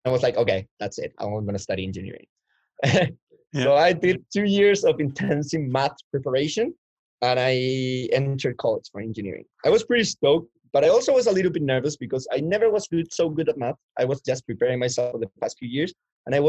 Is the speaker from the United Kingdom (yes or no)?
no; Chile; moved away as an adult; now in Canada; I come from Chile, South America.